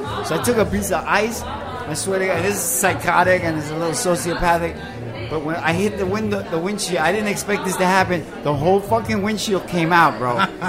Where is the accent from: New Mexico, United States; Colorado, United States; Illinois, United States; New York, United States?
New York, United States; New York City; I grew up on the FDR. Well, I lived near the FDR when I grew up in the Jacob Reese houses.